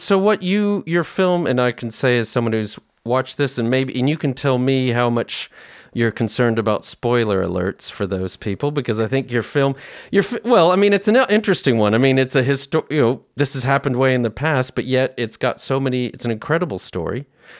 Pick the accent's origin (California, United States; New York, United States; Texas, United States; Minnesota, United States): Texas, United States; San Antonio; moved away; I'm from San Antonio